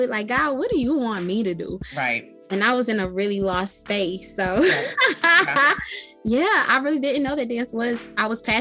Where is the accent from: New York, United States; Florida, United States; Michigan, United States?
Michigan, United States; I'm from Michigan, honey.